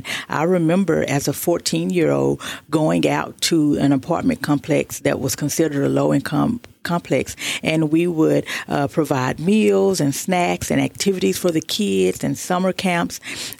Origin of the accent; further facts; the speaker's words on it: Fort Worth, Texas, United States; now in Tyler, United States; Correct. I'm from Fort Worth, Texas.